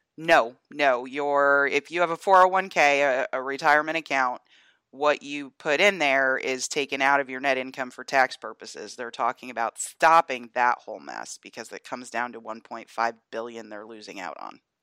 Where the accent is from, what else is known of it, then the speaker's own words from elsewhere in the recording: Atlanta, Georgia, United States; Atlanta being my hometown